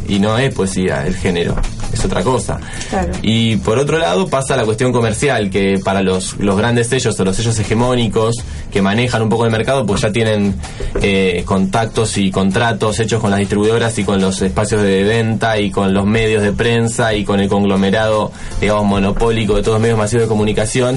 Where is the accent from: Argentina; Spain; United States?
Argentina; Buenos Aires; siendo porteño